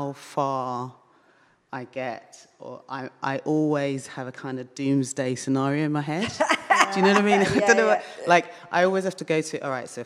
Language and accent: English; London, United Kingdom; I'm a Londoner